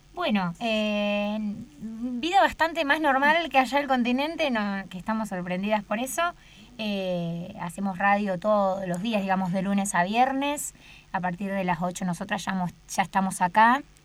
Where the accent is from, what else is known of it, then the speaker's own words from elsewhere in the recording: Campana, Buenos Aires Province, Argentina; moved away as an adult; now in Antarctica; yo soy de Campana, Buenos Aires